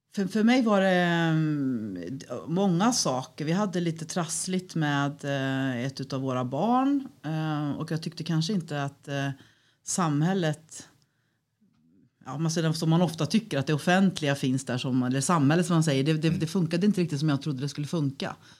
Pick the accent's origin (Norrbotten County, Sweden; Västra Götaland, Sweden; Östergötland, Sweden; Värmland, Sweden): Västra Götaland, Sweden; Falköping; moved away as an adult; now in Örebro, Sweden; från början så är jag västgöte, så jag är uppvuxen på en gård utanför Falköping.